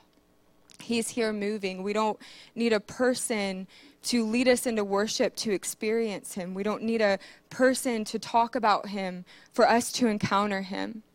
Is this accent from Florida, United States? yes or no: no; Marion, Ohio, United States; moved away as an adult; I was born and raised in Marion, Ohio. I lived here for 26 years